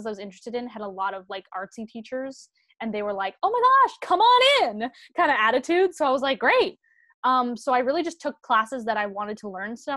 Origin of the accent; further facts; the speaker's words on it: Canada; moved away as an adult; now in Los Angeles, United States; we're Canadian, but we all have like family green cards